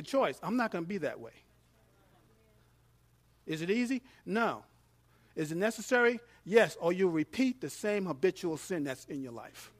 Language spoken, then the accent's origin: English; New York, United States; I'm from New York